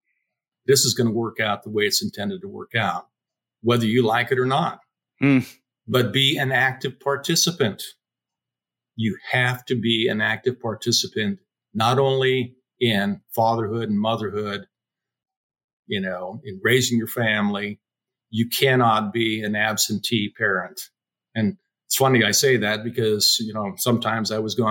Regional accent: Pocatello, Idaho, United States; moved away; I grew up in Pocatello, Idaho

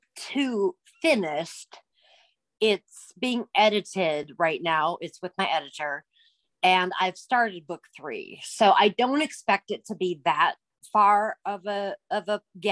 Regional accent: Minnesota, United States; I'm from Minnesota

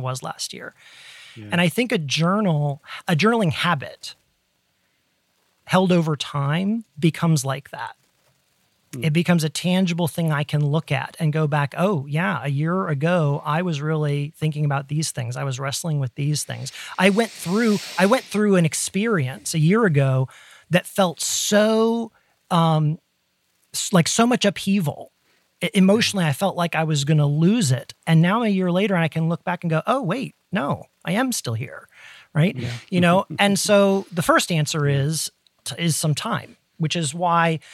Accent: Ohio, United States; growing up in Ohio in the Midwest

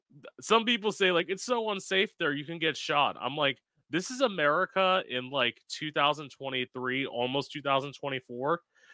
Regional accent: Florida, United States; also born or lived in Orlando; I am an East Coast kid. Mm-hmm. I am born and raised in Florida, pretty much. Nice. I've lived in like South Florida most of my life. I spent 4 years in Orlando

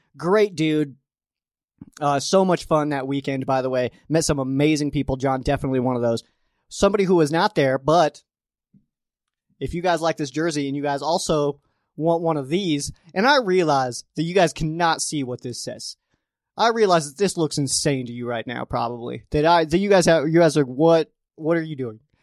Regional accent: Colorado Springs, Colorado, United States; also born or lived in Fountain, Colorado; born and raised in Colorado Springs

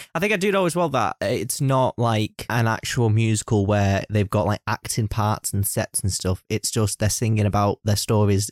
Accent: United Kingdom; I am a Brit myself.

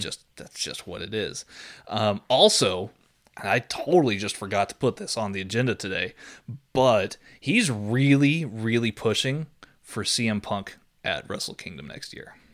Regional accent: Austin, Texas, United States; also born or lived in San Antonio, Texas; I've lived here in Austin for the vast majority of my life

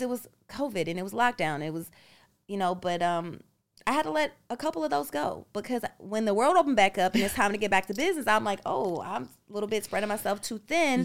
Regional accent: United States; moved away as an adult; an American uh, citizen and being born here

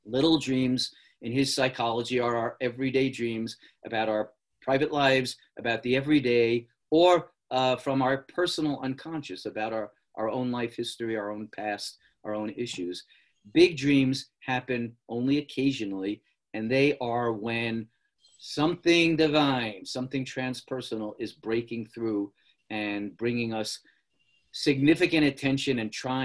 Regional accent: New York City, New York, United States; I was born in the Bronx in 1951.

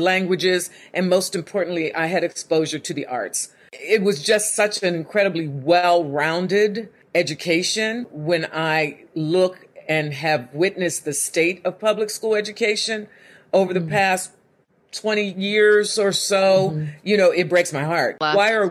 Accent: Homestead, Pennsylvania, United States; Growing up in Homestead, which was the seat of U.S. Steel for a couple of centuries, real blue-collar town

